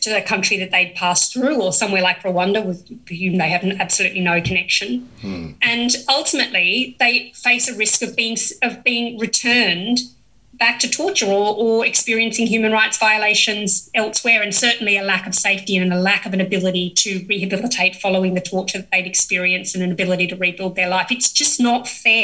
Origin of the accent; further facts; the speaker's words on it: Australia; as an Australian